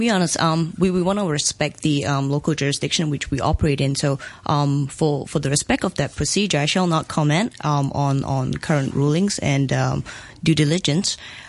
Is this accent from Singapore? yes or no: yes; Singapore; now in Hong Kong; I'm Singaporean Asian